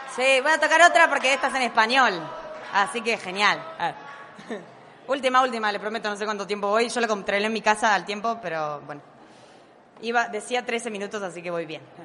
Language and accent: Spanish; Uruguay; Soy uruguaya igual, por si pensaban que era argentina, soy uruguaya